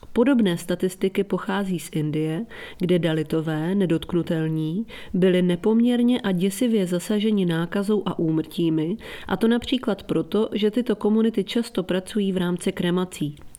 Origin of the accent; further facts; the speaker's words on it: Italy; now in London, United Kingdom; Itálie, odkud pocházím